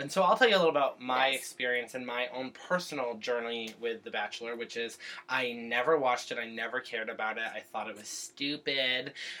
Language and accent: English; Berkshire County, Massachusetts, United States; moved away as an adult; now in Portland, United States; I moved here 7 months ago from Massachusetts. That is my home state. I'm from the Berkshires. I am not from Boston. I'm from Berkshire County. It is a big difference. … lives in my hometown